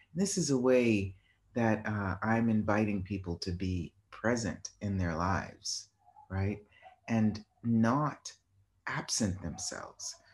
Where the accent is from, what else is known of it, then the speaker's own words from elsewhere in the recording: Boston, Massachusetts, United States; moved away; I was in, uh, Boston, my hometown